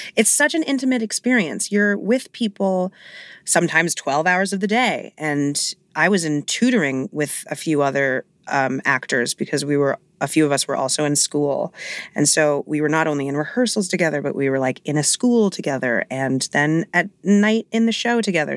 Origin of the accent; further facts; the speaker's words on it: New York City, New York, United States; I grew up in Hell's Kitchen, so I grew up literally blocks away from Broadway